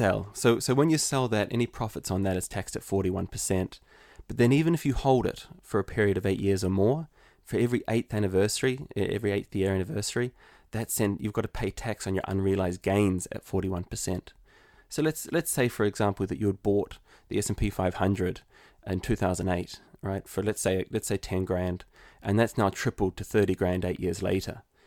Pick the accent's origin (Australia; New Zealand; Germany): New Zealand; moved away as an adult; now in Limerick, Ireland; So, I'm originally from New Zealand, and I moved to Ireland in the heart of the recession in two thousand eleven.